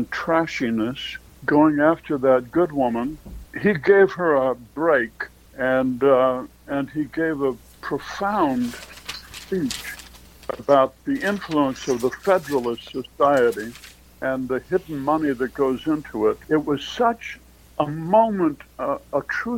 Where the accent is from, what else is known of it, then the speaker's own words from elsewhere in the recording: Minnesota, United States; now in New York, United States; I'm from Minnesota, but I live in New York now